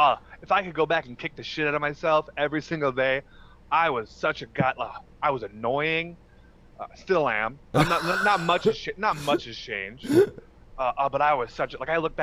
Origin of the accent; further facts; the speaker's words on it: Wisconsin, United States; But no, man, it was fun. Lots of fishing, lots of Wisconsin's big on drinking.